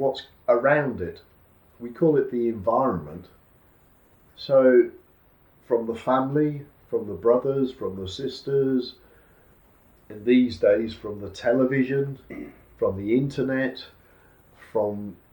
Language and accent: English; United Kingdom; being a Brit, a British person